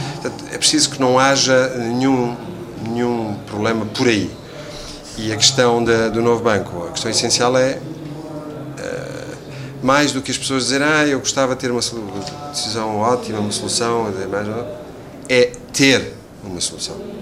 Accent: Portugal; Eu diria agora como português

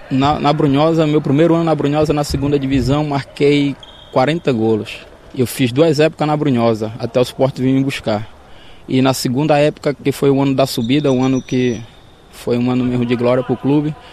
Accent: Recife, Pernambuco, Brazil; moved away as an adult; now in Portugal; Sou de Recife

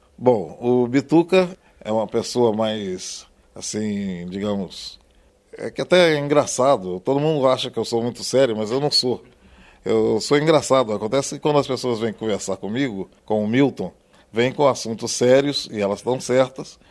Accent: Três Pontas, Minas Gerais, Brazil; E eu lá fui criado em Três Pontas, em Minas

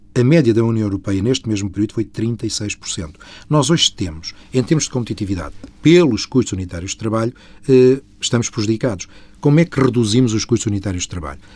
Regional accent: Portugal; somos nós portugueses

